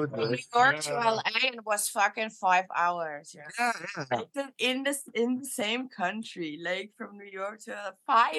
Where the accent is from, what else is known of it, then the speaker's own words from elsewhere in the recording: Berlin, Germany; now in Netherlands; I'm from Berlin, and in Berlin, it's a big city.